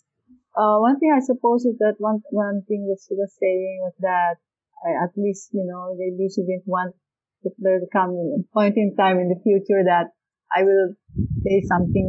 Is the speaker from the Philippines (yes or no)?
yes; Philippines; moved away as an adult; also born or lived in Hong Kong